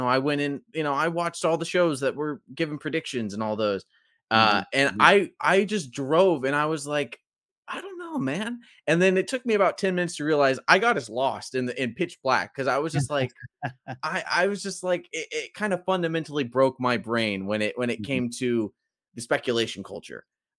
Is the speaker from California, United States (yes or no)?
yes; Porterville, California, United States; I'm from Porterville, California at the time I was living there.